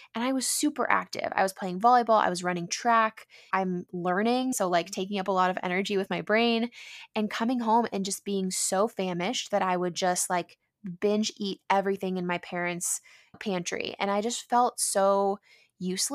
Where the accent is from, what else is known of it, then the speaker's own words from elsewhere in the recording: San Diego, California, United States; growing up in San Diego